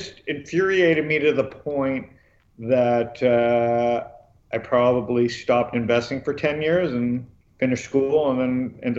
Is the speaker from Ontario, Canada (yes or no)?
yes; Toronto, Ontario, Canada; moved away as an adult; also born or lived in Phoenix, Arizona; I was born and raised in Toronto.